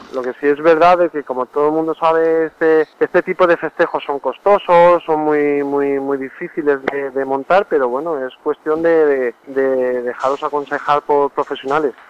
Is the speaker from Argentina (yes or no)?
no; Albacete, Castilla-La Mancha, Spain; nuestra tierra, Albacete